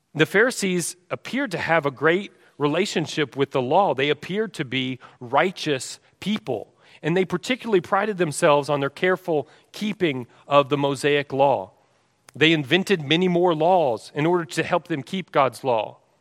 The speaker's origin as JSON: {"language": "English", "region": "Texas", "country": "United States", "said": "I'm from Texas"}